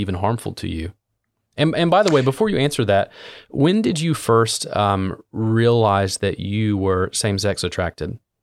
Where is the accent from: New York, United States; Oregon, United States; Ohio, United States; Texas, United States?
Ohio, United States; Southern; I was born and raised in Southern Ohio, which is a, interestingly, a part of Appalachia